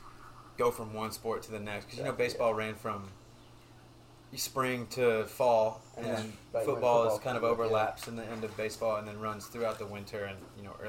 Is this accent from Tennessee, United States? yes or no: yes; Knoxville, Tennessee, United States; also born or lived in Dover, Delaware; I've lived in Knoxville, Tennessee ever since.